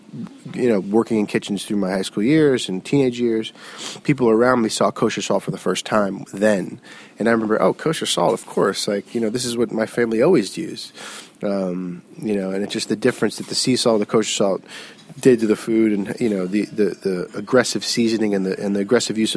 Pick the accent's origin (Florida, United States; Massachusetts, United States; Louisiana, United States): Florida, United States; South; now in New York, United States; I grew up in South Florida.